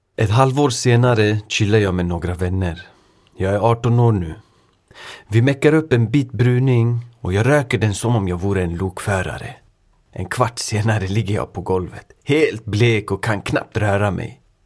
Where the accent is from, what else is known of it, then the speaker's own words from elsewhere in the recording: Sweden; also born or lived in Örebro; jag själv är född och uppvuxen i Sverige men har föräldrar från östra Kurdistan, idag västra Iran